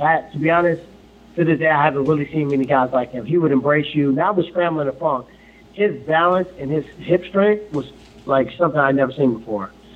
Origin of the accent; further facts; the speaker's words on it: Ferguson, Missouri, United States; Growing up in Ferguson, you know I mean, family of 13, came from the bottom